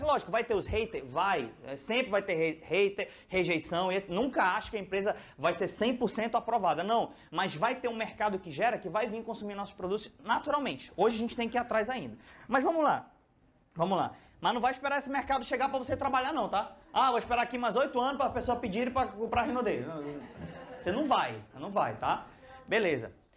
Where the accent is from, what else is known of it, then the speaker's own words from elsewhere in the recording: Manaus, Amazonas, Brazil; eu sou de Manaus